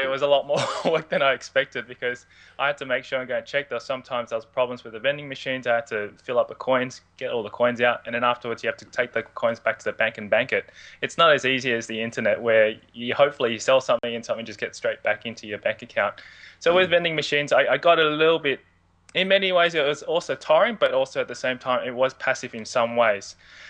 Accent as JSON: {"language": "English", "town": "Sydney", "region": "New South Wales", "country": "Australia", "tie": "born or raised there", "said": "Where I started was I was born and raised in Sydney. I've been a Sydney boy pretty much all my life."}